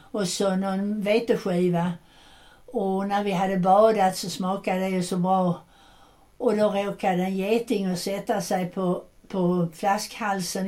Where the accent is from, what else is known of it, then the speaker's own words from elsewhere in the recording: Landskrona, Skåne, Sweden; när tåget kom till Landskrona så kom alla mammor och systrar och pappor och hämtade sina barn